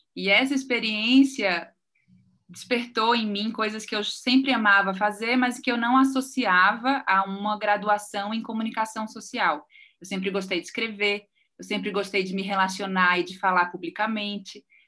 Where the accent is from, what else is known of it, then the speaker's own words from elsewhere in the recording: Recife, Pernambuco, Brazil; moved away as an adult; now in São Paulo, Brazil; eu sou recifense é, e moro em São Paulo desde 2009.